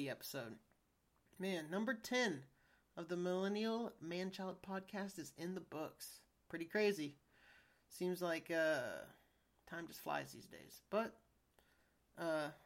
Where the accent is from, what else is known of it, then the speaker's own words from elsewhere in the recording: United States; I'm an American